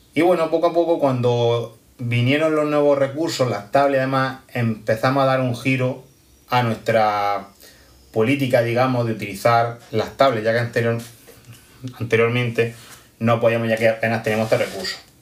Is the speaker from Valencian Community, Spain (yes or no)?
no; Almería, Andalusia, Spain; soy de Almería